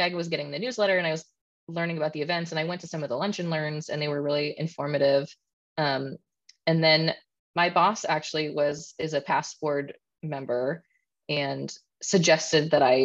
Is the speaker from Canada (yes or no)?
yes; Canada; being Canadian